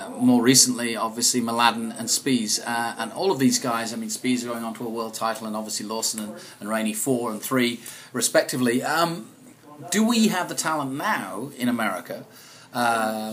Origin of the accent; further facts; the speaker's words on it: United Kingdom; growing up in Britain